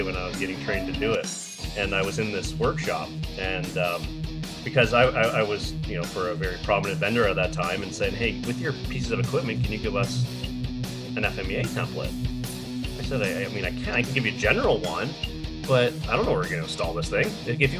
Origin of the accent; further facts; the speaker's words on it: just outside of Detroit, on the Canadian side, Ontario, Canada; I grew up just outside of Detroit, so on the Canadian side